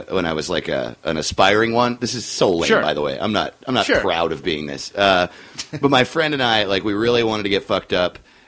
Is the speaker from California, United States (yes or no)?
no; New York, United States; I grew up we moved every 3 years until I was 12, and then my dad retired and we moved to New York.